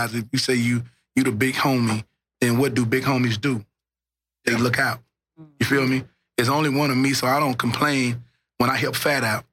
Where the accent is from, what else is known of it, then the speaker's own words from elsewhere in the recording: Louisiana, United States; now in Dallas, United States; When I came from Louisiana, I embraced Dallas